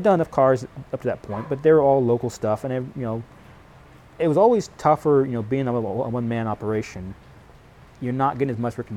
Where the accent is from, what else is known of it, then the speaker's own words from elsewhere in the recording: Indiana, United States; I'm from Indiana